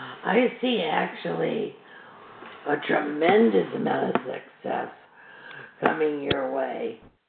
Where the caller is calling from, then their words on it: Chicago, Illinois, United States; I'm calling from Chicago.